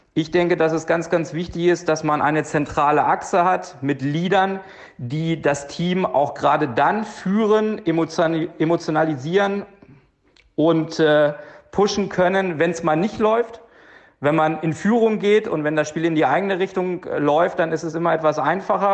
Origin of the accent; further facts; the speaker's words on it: Hanover, Lower Saxony, Germany; now in Lustenau, Austria; von mir aus Österreich, vom Bodensee in meiner Heimat nach Hannover